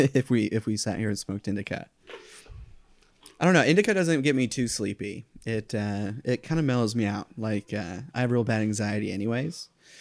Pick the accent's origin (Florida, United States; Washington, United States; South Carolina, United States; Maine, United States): Florida, United States; Titusville; moved away as an adult; also born or lived in Orlando, Florida; I'm from a city called Titusville, and it's on the Space Coast. Mm. And I grew up there and went to high school there. And I went to college in Orlando, Florida.